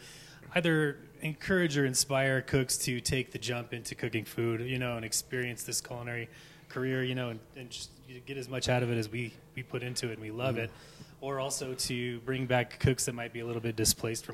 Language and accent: English; Aurora, Colorado, United States; I grew up out here in Aurora, worked all over Denver Metro